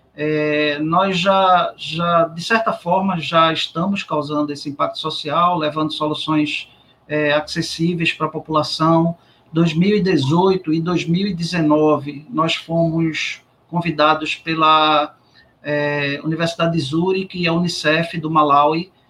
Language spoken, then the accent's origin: Portuguese; Recife, Pernambuco, Brazil; eu saí do Exército e voltei para o Recife